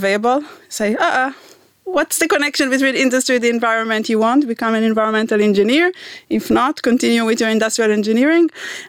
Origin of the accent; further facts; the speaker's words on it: Ra'anana, Central District, Israel; I'm originally from Ranana. I grew in Israel all of my childhood.